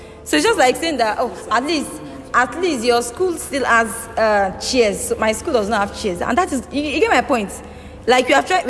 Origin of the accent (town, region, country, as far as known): Nigeria